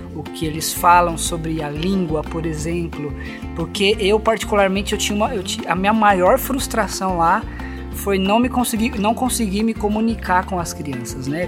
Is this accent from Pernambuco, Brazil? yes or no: no; São Paulo, Brazil; moved away as an adult; also born or lived in Campina Grande; eu, como paulista